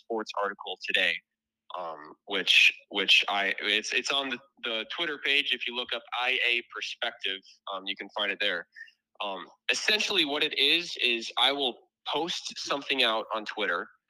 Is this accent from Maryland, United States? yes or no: no; Garner, Iowa, United States; Garner. It's north central Iowa